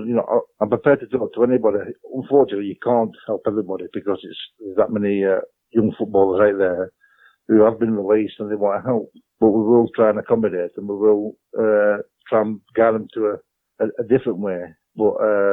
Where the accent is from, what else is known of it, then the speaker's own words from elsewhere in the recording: Burnley, North West England, United Kingdom; also born or lived in A Coruña, Spain; I was born in England, Burnley